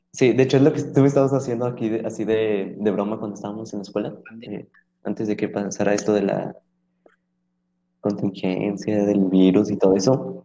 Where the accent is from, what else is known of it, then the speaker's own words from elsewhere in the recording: Monterrey, Nuevo León, Mexico; somos de su misma ciudad